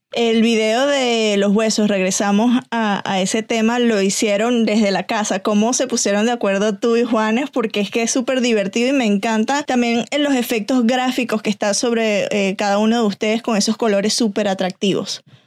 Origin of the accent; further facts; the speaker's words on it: Venezuela; yo soy venezolana, crecí en los 90